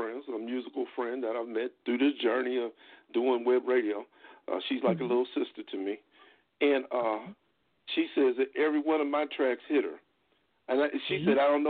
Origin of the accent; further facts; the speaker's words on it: Ohio, United States; moved away; also born or lived in Atlanta, Georgia; I'm originally from Ohio.